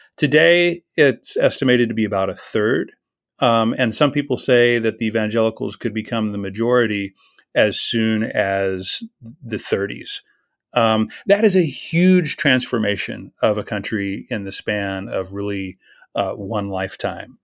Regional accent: United States

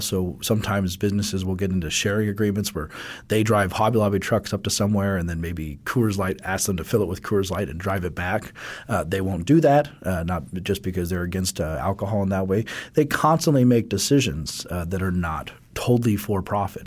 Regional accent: Colorado, United States; my home state of Colorado

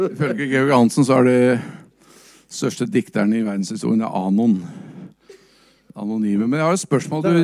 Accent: Larvik, Vestfold, Norway; Jeg er fra Larvik

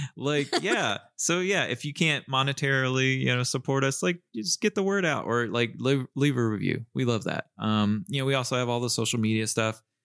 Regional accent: Southern US, Southern United States, United States; accent: Southern

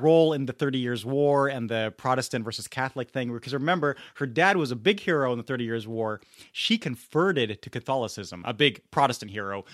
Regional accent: Munich, Bavaria, Germany; now in Santa Clara, United States; growing up in Munich

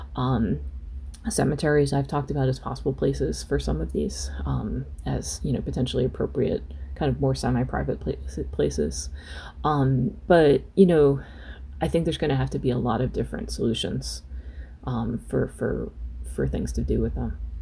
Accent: United States; as an American

